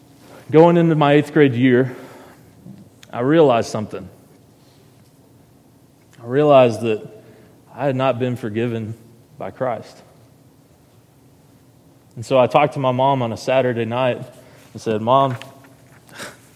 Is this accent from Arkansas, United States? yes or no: yes; Heber Springs, Arkansas, United States; also born or lived in Searcy, Arkansas; I was born in Searcy, Arkansas, and was raised in Heber Springs for about 4 years